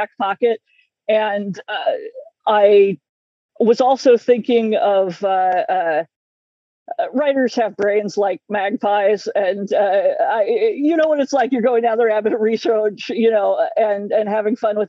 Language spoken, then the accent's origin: English; United States; I'm American